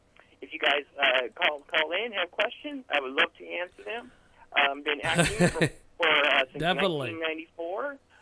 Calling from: Northern California, United States; I'm calling from Northern California

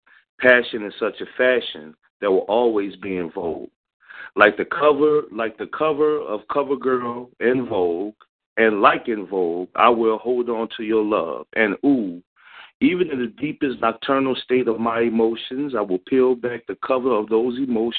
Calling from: Philadelphia, Pennsylvania, United States; I'm calling in from Philly.

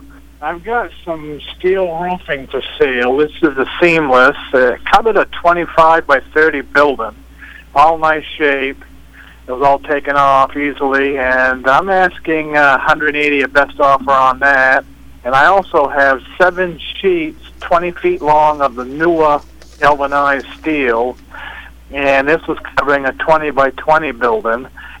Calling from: East Dixfield, Maine, United States; My telephone number is 364-6281, and I'm calling from East Dixie.

